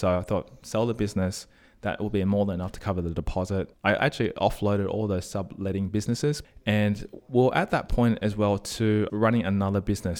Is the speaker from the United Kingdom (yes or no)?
no; Sydney, New South Wales, Australia; Born and bred in Australia, Sydney